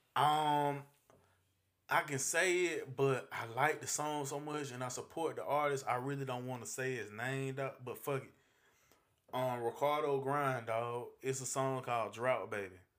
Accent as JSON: {"language": "English", "country": "United States", "moved": "yes", "said": "I'm originally from Carolina"}